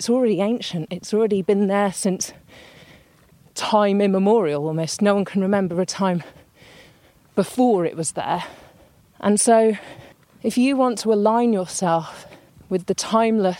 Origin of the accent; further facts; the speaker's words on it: near Manchester, North West England, United Kingdom; I grew up near Manchester